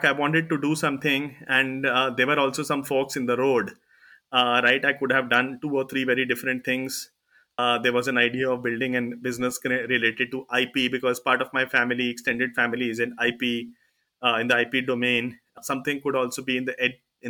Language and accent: English; Delhi, India; I was born in Delhi, you know, grew up in Delhi and did my schooling and college here